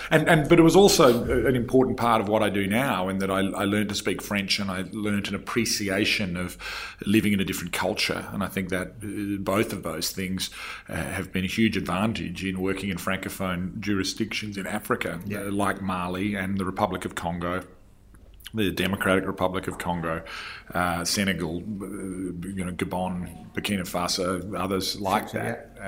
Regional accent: Western Australia, Australia; I'm somewhat unique as an Australian rugby player coming from Western Australia.

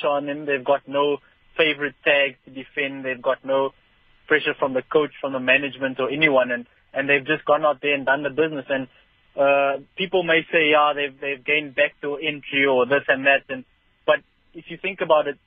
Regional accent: South Africa; as a South African

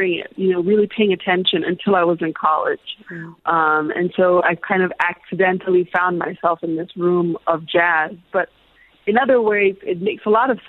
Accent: Illinois, United States; also born or lived in Zambia; we grew up in a small kind of college town. My father was a professor at a university in Illinois

